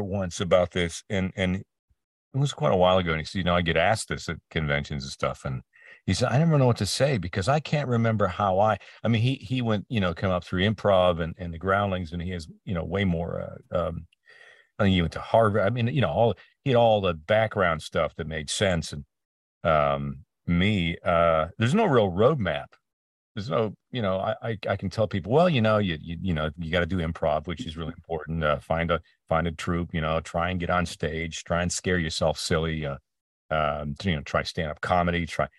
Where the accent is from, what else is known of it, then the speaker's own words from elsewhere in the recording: Canada; all my heroes growing up in Canada were across the border.